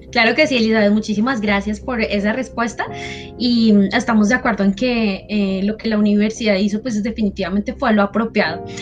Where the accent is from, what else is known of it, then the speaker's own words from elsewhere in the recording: Colombia; somos ciudadanos, somos colombianos